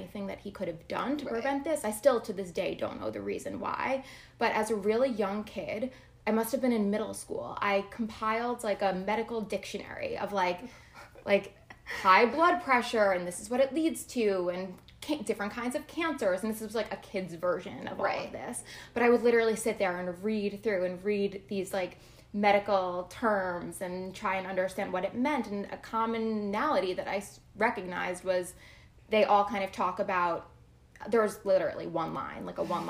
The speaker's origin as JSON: {"language": "English", "region": "New Jersey", "country": "United States", "moved": "yes", "said": "I am from New Jersey originally."}